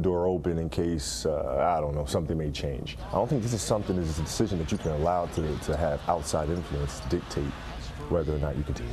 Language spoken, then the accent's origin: English; Italy; moved away; As a dreamy kid growing up in Italy